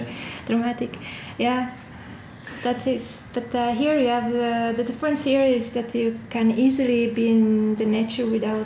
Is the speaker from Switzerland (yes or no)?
yes; Italian-speaking Switzerland, Switzerland; now in Oslo, Norway; I'm from the Italian-speaking side, yes.